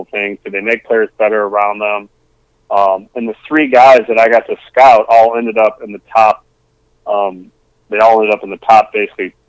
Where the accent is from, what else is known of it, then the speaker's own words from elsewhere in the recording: Northern Michigan, United States; moved away as an adult; also born or lived in Petoskey; when I came from Northern Michigan at that time, I graduated in 1998